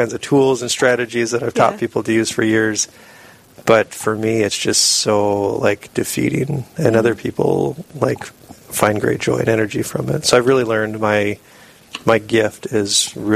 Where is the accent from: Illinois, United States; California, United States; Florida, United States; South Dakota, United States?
South Dakota, United States; Sisseton; also born or lived in Sioux Falls, South Dakota; I grew up in Sisseton up in the Northeast, so small town